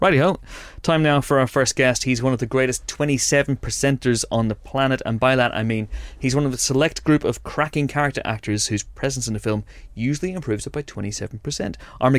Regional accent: Northern Ireland, United Kingdom; you and I grew up in Northern Ireland

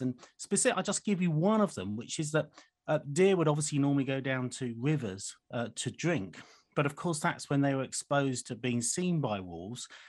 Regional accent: United Kingdom; as a Brit

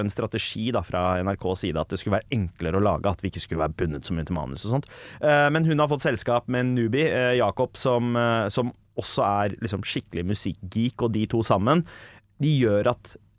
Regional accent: Oslo, Norway; Jeg vokser opp på sørsida av Oslo.

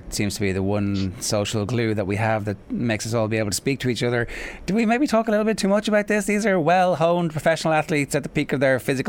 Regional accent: Ireland; because we're Irish.

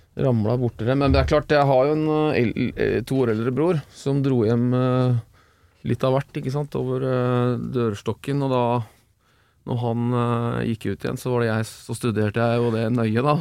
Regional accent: Oslo, Norway; moved away as an adult; also born or lived in Bø i Telemark; now in Bø, Norway; jeg, kommer jo fra Oslo

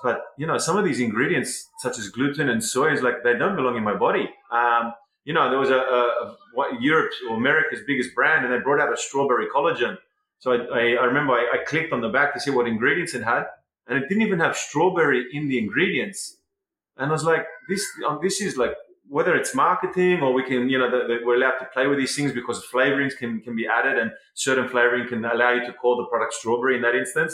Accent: Sydney, New South Wales, Australia; moved away as an adult; now in Ibiza, Spain; I was born in Sydney 40 years ago

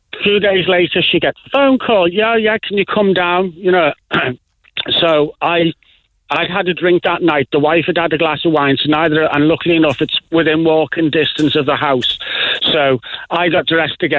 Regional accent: Liverpool, North West England, United Kingdom; accent: Liverpool; now in Ireland; my accent being from Liverpool

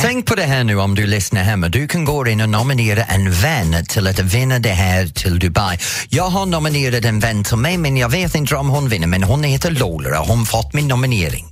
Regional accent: England, United Kingdom; now in Sweden; mig som engelsman

